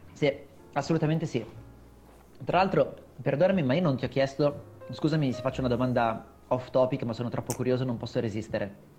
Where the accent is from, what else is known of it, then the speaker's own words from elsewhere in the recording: Milan, Lombardy, Italy; now in Brianza, Italy; io comunque sono nato a Milano, sono cresciuto a Milano per, insomma, fino, fino a pochi anni fa, adesso abito comunque in Brianza